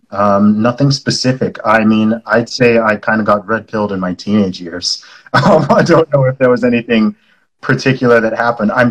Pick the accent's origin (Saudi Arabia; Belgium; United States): Saudi Arabia; also born or lived in United Kingdom; I was born in the UK. I'm British by nationality. I know I don't sound it. That's because I grew up in the Middle East in Saudi Arabia.